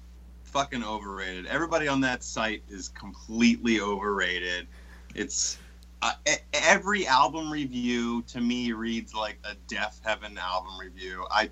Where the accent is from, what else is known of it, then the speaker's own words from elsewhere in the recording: Baltimore, Maryland, United States; I'm from Baltimore too.